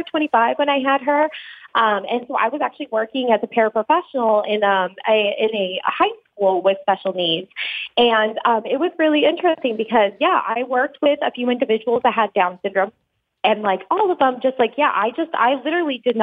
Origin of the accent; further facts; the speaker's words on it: Fort Collins, Colorado, United States; I was from the Fort Collins area